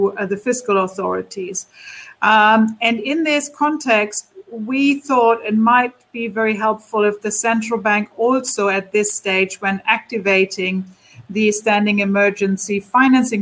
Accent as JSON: {"language": "English", "country": "Germany", "said": "my home country, Germany."}